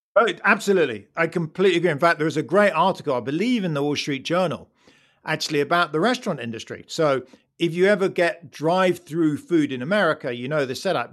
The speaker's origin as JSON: {"language": "English", "country": "United Kingdom", "said": "as a Brit"}